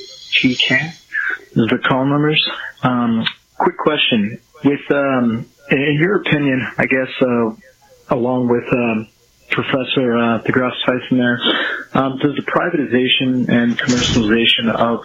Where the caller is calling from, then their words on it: Phoenix, Arizona, United States; I'm calling from Phoenix. I'm listening on my TuneIn app.